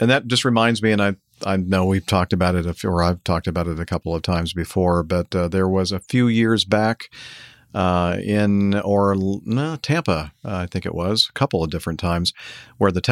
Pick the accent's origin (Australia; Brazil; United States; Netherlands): Brazil; English is a second language; moved away; As you guys already know, I'm from Brazil, currently living in Acme headquarters city.